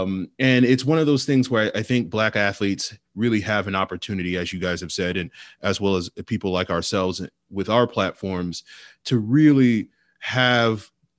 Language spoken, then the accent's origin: English; Virginia, United States; I know growing up in Virginia, like when it came to Black History Month